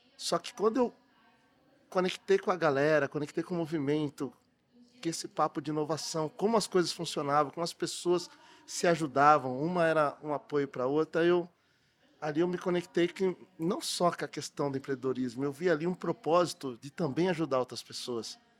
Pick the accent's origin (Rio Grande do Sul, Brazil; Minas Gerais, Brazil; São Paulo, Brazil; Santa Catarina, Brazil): São Paulo, Brazil; Matão; now in São Paulo, Brazil; sou lá de Matão, interior de São Paulo, mas eu morei 18 anos, Matão. Morei 18 anos aqui na capital